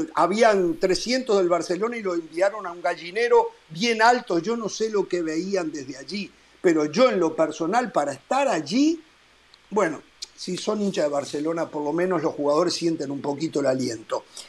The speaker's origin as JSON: {"language": "Spanish", "country": "Uruguay", "said": "como uruguayo"}